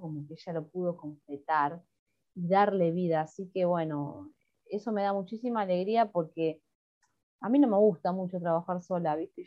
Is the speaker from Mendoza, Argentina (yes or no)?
no; Haedo, Buenos Aires Province, Argentina; moved away as an adult; also born or lived in La Matanza / Boedo, Buenos Aires; now in Buenos Aires, Argentina; en mi barrio, en Aedo, en el barrio donde yo me crié en el conurbano bonaerense